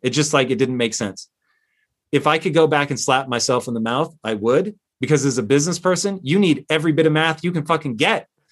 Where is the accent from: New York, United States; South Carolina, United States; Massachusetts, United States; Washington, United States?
Washington, United States; Tacoma; I grew up in Tacoma, Washington